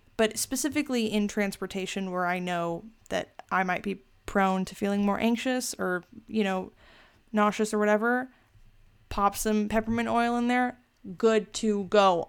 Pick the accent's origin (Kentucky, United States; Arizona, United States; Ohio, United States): Arizona, United States; I'm from Arizona, so I don't really experience, like, the cold.